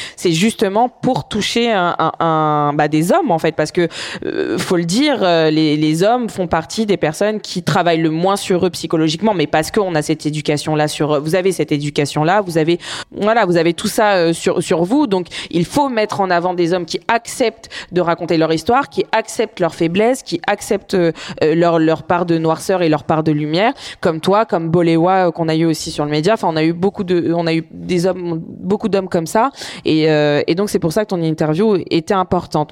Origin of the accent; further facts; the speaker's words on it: France; de là où j'ai grandi, c'est-à-dire en banlieue, même de différentes banlieues en France